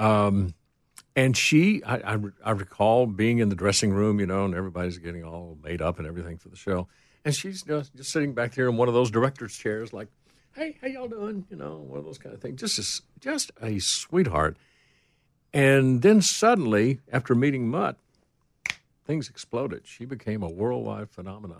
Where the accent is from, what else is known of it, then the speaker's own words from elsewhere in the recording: Rogersville, Tennessee, United States; moved away; I had some friends in from my hometown of Rogersville